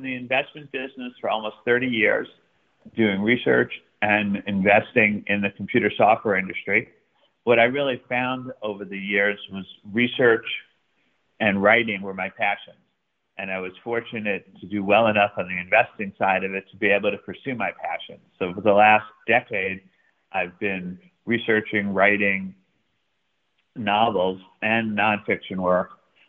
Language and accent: English; New York City, New York, United States; now in Connecticut, United States; given that I came from Brooklyn, was living in Connecticut